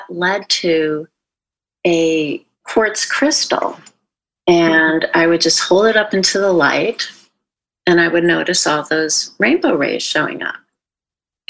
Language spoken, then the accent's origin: English; Midwest, United States; moved away as an adult; now in California, United States; I grew up in the Midwest, and I live in California now and have since 1990